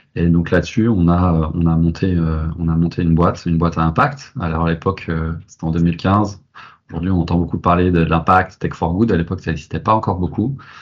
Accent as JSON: {"language": "French", "town": "Nantes", "region": "Pays de la Loire", "country": "France", "also_born_or_lived": "Paris", "moved": "as an adult", "said": "je suis nantais, cette envie de revenir, euh, de revenir à, Nantes"}